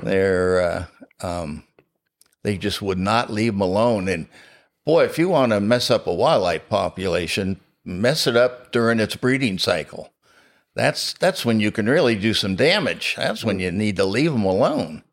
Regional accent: New Jersey, United States; also born or lived in Florida; now in Pennsylvania, United States; I was born in New Jersey

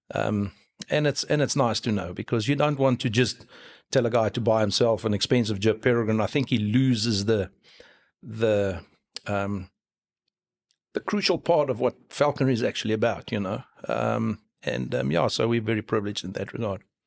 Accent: Free State, South Africa; moved away as an adult; now in Cape Town, South Africa; I was born and bred in the Free State.

